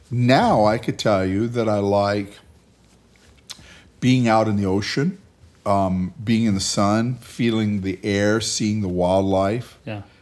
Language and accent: English; Hacienda Heights, California, United States; in Hacienda Heights, California.